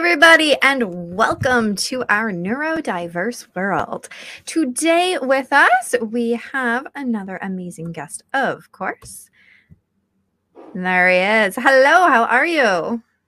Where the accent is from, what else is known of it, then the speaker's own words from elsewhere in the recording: St. Catharines, Ontario, Canada; I grew up in St. Catharines